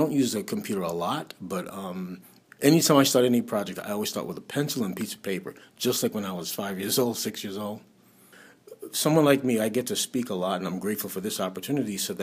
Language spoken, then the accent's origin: English; New York City, New York, United States; I was raised in Brooklyn